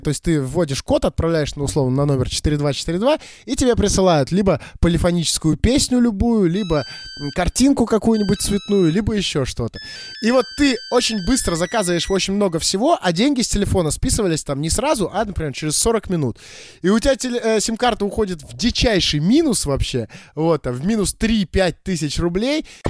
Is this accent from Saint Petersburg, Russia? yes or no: yes; Saint Petersburg, Russia; я всё-таки родился и вырос в Питере